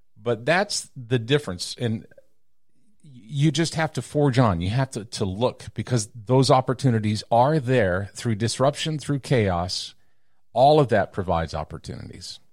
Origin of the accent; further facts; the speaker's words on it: Texas, United States; moved away as an adult; also born or lived in New York City / Los Angeles; I left my hometown in Texas in nineteen eighty-four, eighty-six